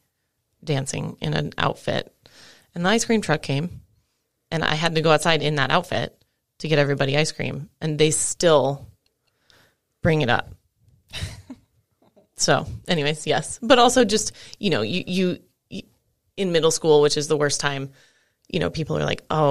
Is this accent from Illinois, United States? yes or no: no; San Diego, California, United States; moved away; I grew up in San Diego